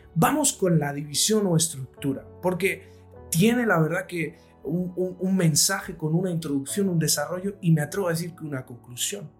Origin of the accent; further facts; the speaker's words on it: Spain; soy un servidor de España desde Madrid